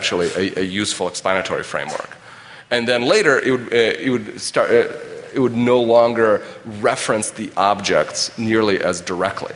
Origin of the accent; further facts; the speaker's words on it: West Coast, United States; I'm from the West Coast